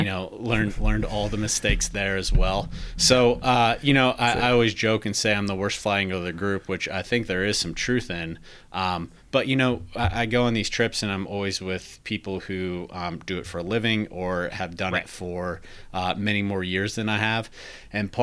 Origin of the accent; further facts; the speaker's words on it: Indiana, United States; moved away as an adult; also born or lived in Washington, D.C.; now in Minnesota, United States; I grew up in Indiana, actually